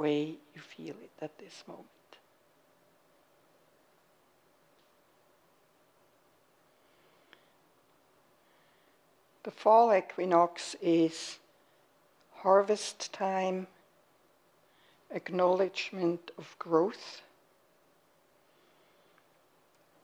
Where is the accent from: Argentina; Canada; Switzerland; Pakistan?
Switzerland; moved away as an adult; now in United States; I was raised and born in Switzerland and lived there for 41 years.